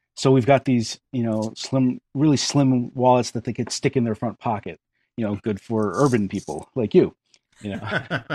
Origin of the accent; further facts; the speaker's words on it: Western Connecticut, United States; moved away as an adult; also born or lived in New Jersey; now in Maine, United States; I'm not actually originally from New Jersey. I'm from Connecticut, Western Connecticut.